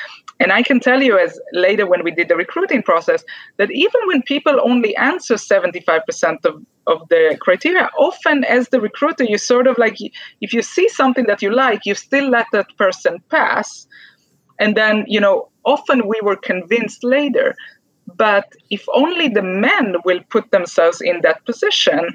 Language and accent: English; Israel; moved away; from my home country, from Israel